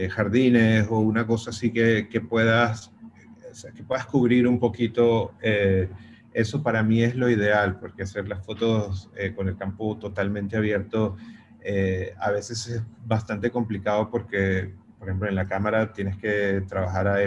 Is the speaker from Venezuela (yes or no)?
yes; Venezuela; soy de Venezuela, he hecho fotos en Venezuela.